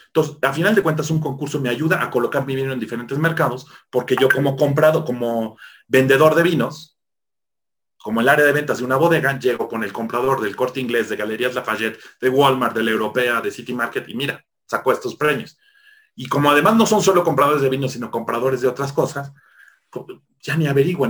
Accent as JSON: {"language": "Spanish", "country": "Mexico", "said": "como típico mexicano farol"}